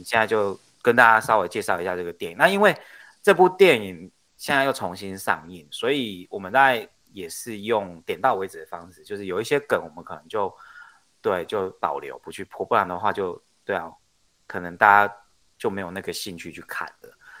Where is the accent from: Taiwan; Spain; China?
Taiwan; Neipu, Pingtung County; also born or lived in Keelung; 我小时候在基隆出生 然后到住到七岁，那我七岁才回到，就是我爸爸妈妈的故乡，嘿，就是屏东内埔这样子